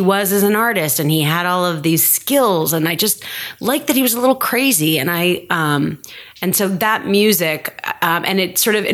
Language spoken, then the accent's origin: English; Houston, Texas, United States; also born or lived in San Francisco; now in Los Angeles, United States; Houston, Texas